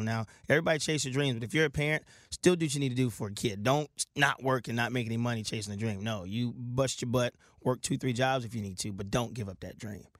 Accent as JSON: {"language": "English", "town": "Milton", "region": "Delaware", "country": "United States", "tie": "born or raised there", "moved": "yes", "said": "I was born and raised right in Milton"}